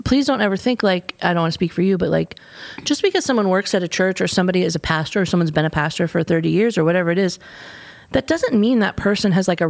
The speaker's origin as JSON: {"language": "English", "country": "United States", "said": "I don't want to blame everything on being American, but for me, this is an Achilles heel for us"}